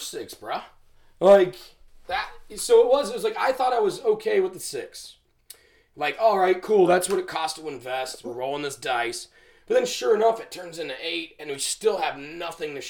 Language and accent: English; Camden County, Georgia, United States; I'm from Camden